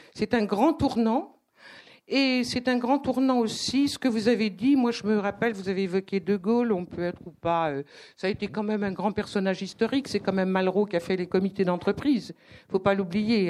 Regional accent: Brittany, France; moved away; also born or lived in Africa; je suis bretonne d'origine et j'avais vécu une partie de ma vie en Afrique

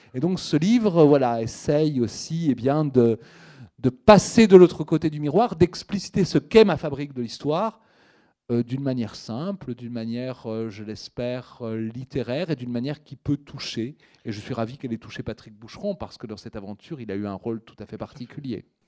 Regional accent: Lyon, Auvergne-Rhône-Alpes, France; j'ai grandi à Lyon

